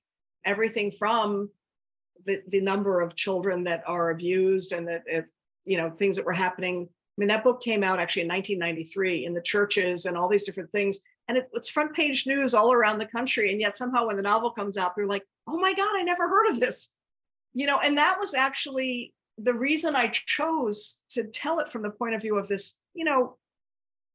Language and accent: English; Washington, District of Columbia, United States; now in East Hampton, United States; I was born and raised in Washington, D.C.